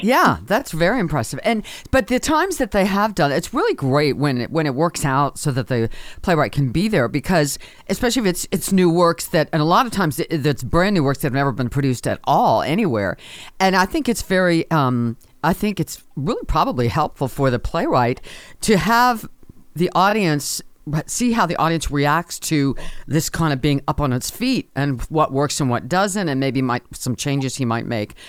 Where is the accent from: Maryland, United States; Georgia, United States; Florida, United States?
Maryland, United States; That is my uh, home. You know, that's my neck of the woods. I grew up in Maryland.